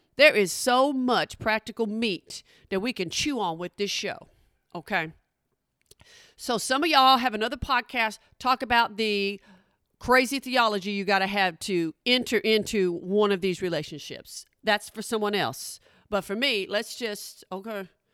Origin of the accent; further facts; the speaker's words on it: Oklahoma, United States; I'm from Oklahoma